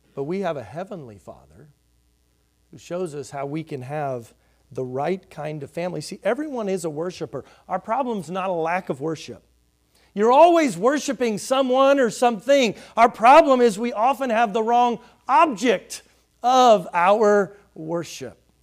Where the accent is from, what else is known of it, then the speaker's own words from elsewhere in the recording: Houston, Texas, United States; as a kid growing up in Houston